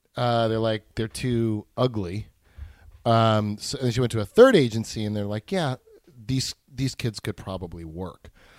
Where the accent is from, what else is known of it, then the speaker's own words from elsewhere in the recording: New York City, New York, United States; But the cool thing about growing up in New York was you had a lot of freedom.